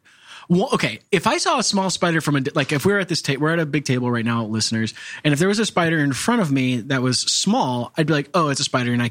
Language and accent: English; Missouri, United States; I'm from Missouri.